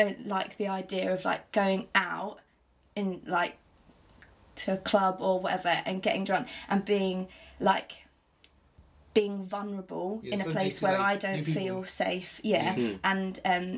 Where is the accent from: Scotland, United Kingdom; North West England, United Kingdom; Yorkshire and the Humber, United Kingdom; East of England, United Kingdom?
East of England, United Kingdom; Chelmsford; moved away as an adult; now in Portsmouth, United Kingdom; I'm originally from Essex, from a place called Chelmsford.